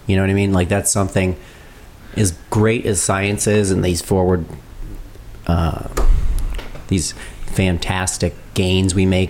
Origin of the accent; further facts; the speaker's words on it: United States; I'm all American